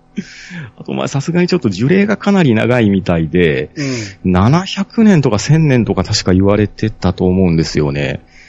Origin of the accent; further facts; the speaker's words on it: Okayama, Japan; also born or lived in Tokyo; 生まれも育ちも岡山で、まあちょっとあの祖父母が茨城県にいたりもして、うん、まあちょっとあの東京の方にも出てたこともありますけど、基本的にはもう岡山ですね